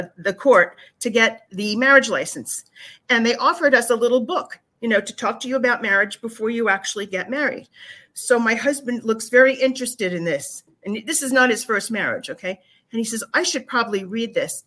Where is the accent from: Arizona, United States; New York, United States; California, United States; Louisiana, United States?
New York, United States; Long Island; moved away as an adult; now in Florida, United States; I'm a Long Islander